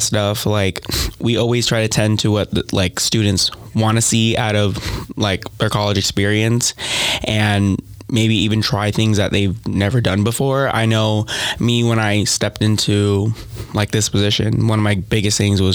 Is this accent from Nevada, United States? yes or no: yes; Las Vegas, Nevada, United States; moved away as an adult; now in Owensboro, United States; I'm also from Las Vegas, Nevada